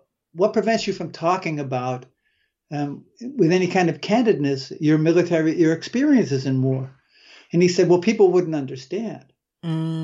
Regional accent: Waterford, Pennsylvania, United States; also born or lived in Meadville, Pennsylvania; I grew up in Northwest Pennsylvania

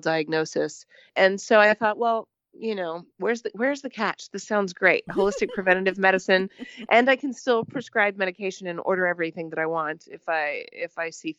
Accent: Southern Missouri, United States; moved away as an adult; I was originally from Southern Missouri and got my undergraduate education there

